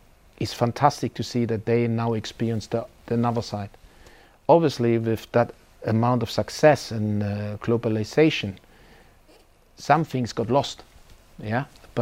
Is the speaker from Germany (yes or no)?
yes; Germany; I've been out of my home country for quite some time. And at one point in my career as a coach, I would like to challenge myself and see how my philosophy, my way of playing, my way of coaching works in Germany.